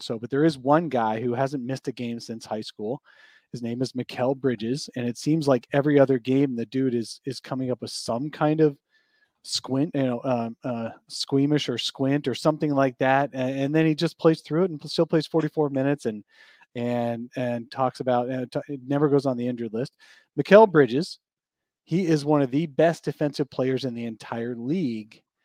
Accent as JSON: {"language": "English", "region": "Pennsylvania", "country": "United States", "tie": "born or raised there", "said": "I grew up in Pennsylvania"}